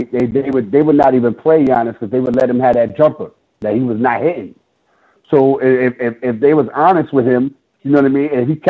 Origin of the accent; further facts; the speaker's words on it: New York City, New York, United States; I'm from Brooklyn.